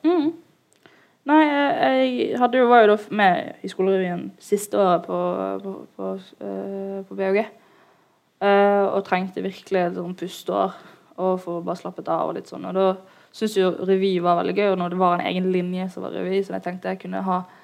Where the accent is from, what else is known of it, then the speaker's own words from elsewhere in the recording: Bergen, Vestland, Norway; jeg er en jente fra Loddefjord